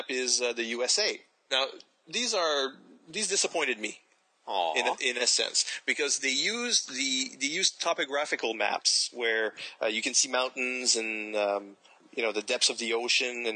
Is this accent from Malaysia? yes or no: no; New Brunswick, Canada; I've always lived – I live in New Brunswick